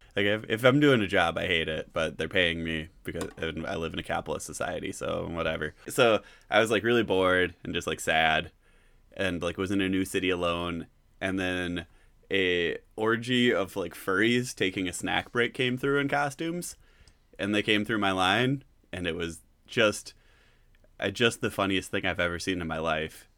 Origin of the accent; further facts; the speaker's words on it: Griffiths, Wisconsin, United States; I'm from Griffiths, Wisconsin